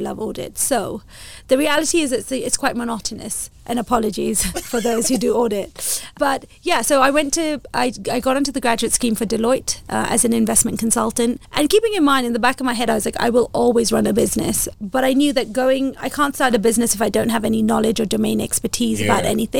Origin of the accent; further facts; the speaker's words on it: Kenya; Being a Kenyan and Indian as well